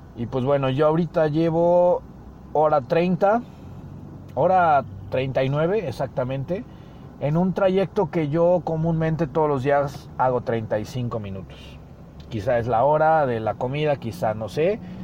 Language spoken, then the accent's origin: Spanish; Mexico; porque somos mexicanos